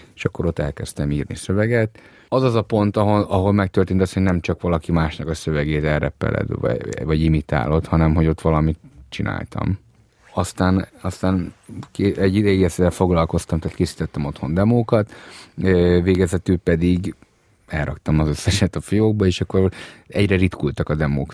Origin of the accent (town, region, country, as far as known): Budapest, Hungary; born or raised there; also born or lived in Transylvania (family origin)